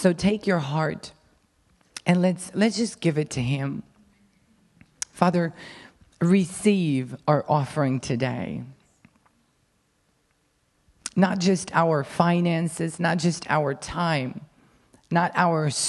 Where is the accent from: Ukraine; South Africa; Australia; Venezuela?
Ukraine; English is a second language; I'm Ukrainian, I was born in Ukraine, raised in Ukraine, and lived there my whole life.